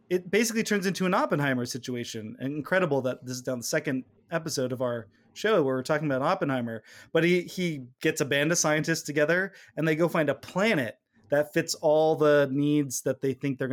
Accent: California, United States; We're from California

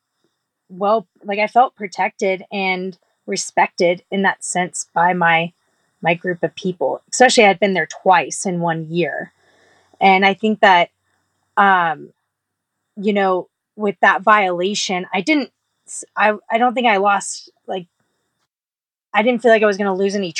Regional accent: Texas, United States; I come from I'm from Texas

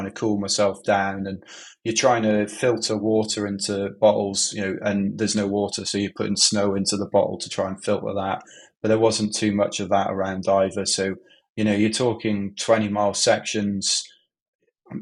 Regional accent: Wales, United Kingdom; now in London, United Kingdom; I was raised in Wales

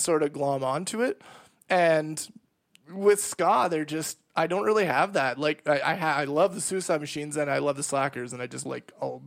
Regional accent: Canada; my hometown was 8 hours away from Winnipeg

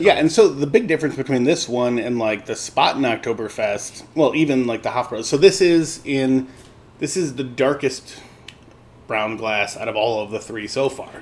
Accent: Chicago, Illinois, United States; growing up in Lincoln Square was a German neighborhood, and there's a bar down at the end of my parents' block

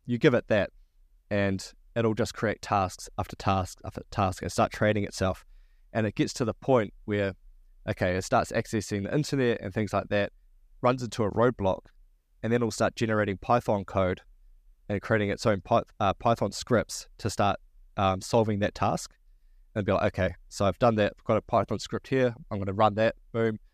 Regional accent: New Zealand

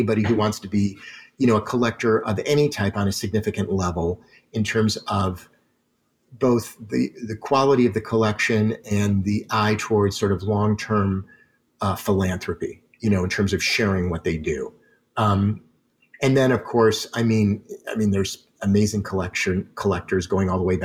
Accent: Detroit, Michigan, United States; moved away; being from Detroit originally, which is, you know, my hometown

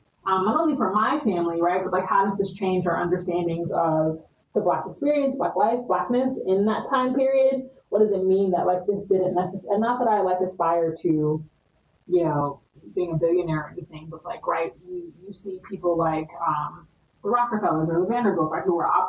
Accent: Michigan, United States; I think I'm from Michigan. I can trace that back.

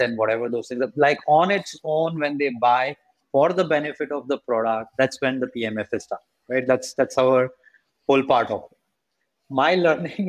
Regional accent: India; as an Indian

